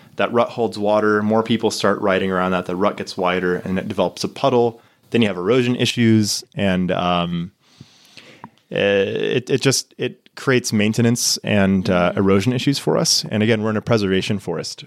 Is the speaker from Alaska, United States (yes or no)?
no; Texas, United States; moved away as an adult; now in Niseko, Japan; growing up in Texas